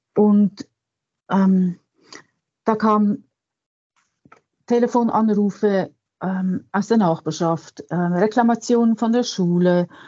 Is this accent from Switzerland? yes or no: yes; Switzerland; bei uns in der Schweiz